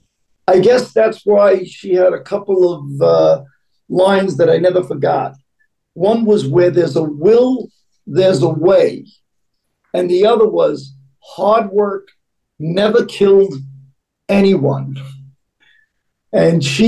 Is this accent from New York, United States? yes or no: yes; New York City, New York, United States; I grew up in East New York, Brooklyn, in a small house.